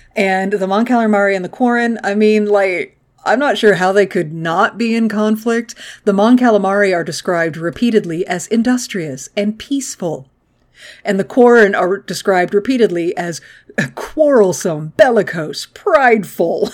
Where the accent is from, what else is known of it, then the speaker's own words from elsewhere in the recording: the American South, United States; I grew up in the American South